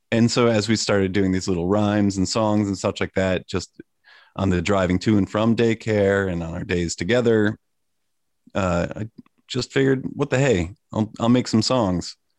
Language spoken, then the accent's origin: English; Sleepy Hollow, New York, United States; moved away as an adult; also born or lived in Boston; now in Portland, United States; I was born in Sleepy Hollow, New York